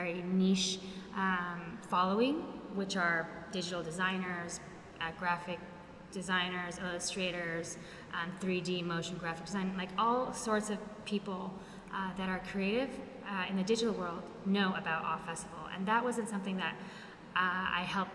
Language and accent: English; Los Angeles, California, United States; moved away as an adult; now in Barcelona, Spain; I'm born and raised in Los Angeles, California, and I moved to Barcelona 6 years ago